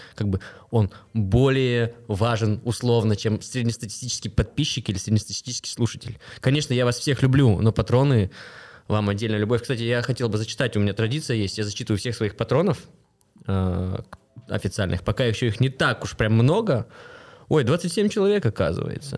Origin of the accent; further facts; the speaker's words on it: Kostanay, Kostanay Region, Kazakhstan; now in Astana, Kazakhstan; Я сам из региона, я из Кустаная